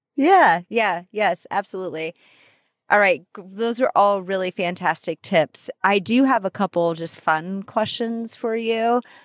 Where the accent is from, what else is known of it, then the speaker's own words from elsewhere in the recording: Iowa, United States; moved away; I'm from Iowa